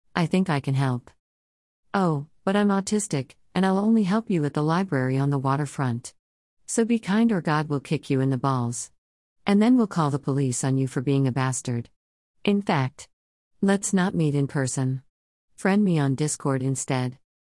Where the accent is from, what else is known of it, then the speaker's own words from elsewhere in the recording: Erie, Pennsylvania, United States; I grew up in the Erie Ghetto, y'all. East eighteenth Street, about two blocks away from the project's administration building